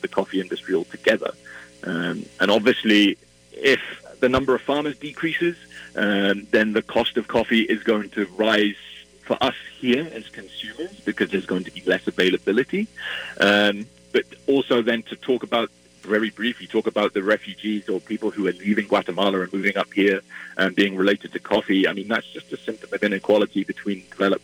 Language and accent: English; Wales, United Kingdom; moved away as an adult; now in Minneapolis, United States; I'm originally from Wales, and you might be able to tell from my accent, but I've been in Minneapolis for 2 years